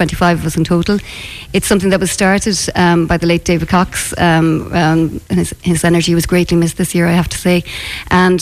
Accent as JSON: {"language": "English", "town": "Moycullen", "region": "Connacht", "country": "Ireland", "tie": "born or raised there", "said": "I'm from Ligon."}